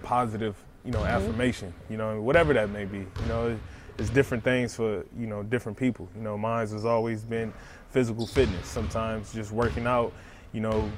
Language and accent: English; Compton, California, United States; being a kid growing up in Compton